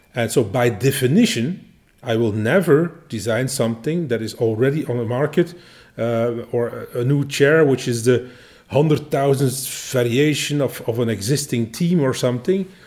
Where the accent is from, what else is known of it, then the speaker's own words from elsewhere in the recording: Belgium; we Belgians